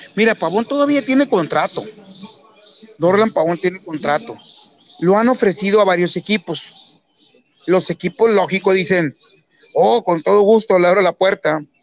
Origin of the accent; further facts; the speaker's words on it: Mexico; yo como mexicano desde, niño